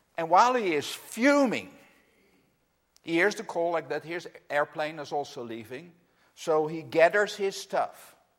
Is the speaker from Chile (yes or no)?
no; Netherlands; English is a second language; I'm from the Netherlands, as is Anne Marie. That's where we live